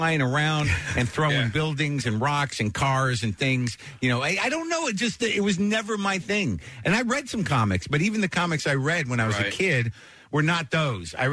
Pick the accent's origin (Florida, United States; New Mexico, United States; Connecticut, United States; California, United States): New Mexico, United States; Albuquerque; moved away; I grew up in Albuquerque